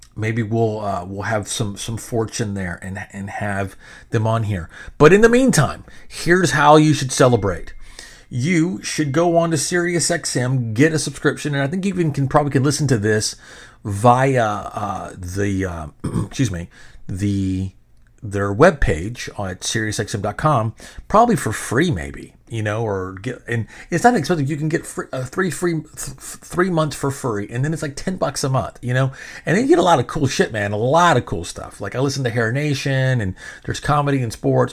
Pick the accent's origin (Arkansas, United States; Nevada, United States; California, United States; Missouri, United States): Arkansas, United States; Benton; now in Texas, United States; I'm seven years old, living in the bottom of a dirt road in a trailer in Benton, Arkansas